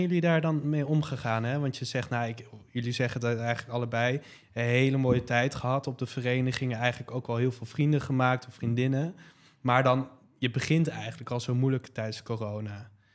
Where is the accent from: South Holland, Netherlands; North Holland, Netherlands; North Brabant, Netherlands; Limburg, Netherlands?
South Holland, Netherlands; Leiden; ik kom zelf ook uit Leiden